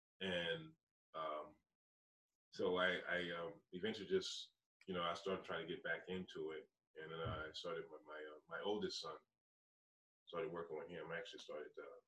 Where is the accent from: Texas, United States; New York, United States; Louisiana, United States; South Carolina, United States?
Louisiana, United States; New Iberia; moved away as an adult; also born or lived in Alabama; now in Indiana, United States; I'm originally from New Iberia, Louisiana. It's southwest Bayou country.